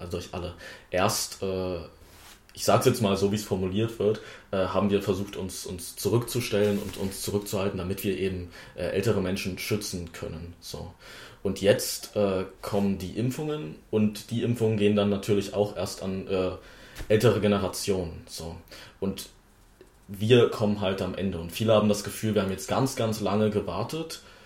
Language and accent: German; Wittenberg, Saxony-Anhalt, Germany; für die ich hier antrete und der ich auch geboren bin, vor äh, 19 Jahren